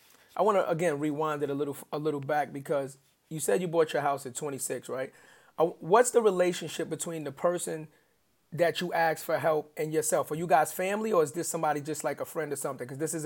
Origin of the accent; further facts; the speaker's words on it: New York City, New York, United States; obviously I'm a little older than you. And I grew up in the Bronx. We're from the Bronx.